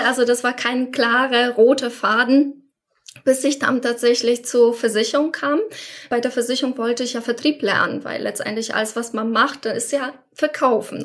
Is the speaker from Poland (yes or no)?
yes; Poland; German is a second language; moved away as an adult; now in Germany; Ich komme ursprünglich aus Polen